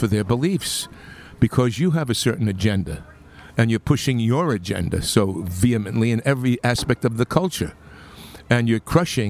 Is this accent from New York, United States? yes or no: yes; Long Island, New York, United States; In Long Island.